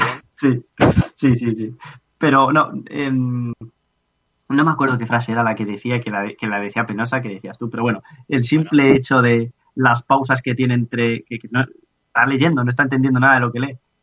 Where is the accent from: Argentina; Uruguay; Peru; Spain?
Spain; cuando me dicen, ¿de dónde eres? Digo, pues de, de una ciudad cerca de Madrid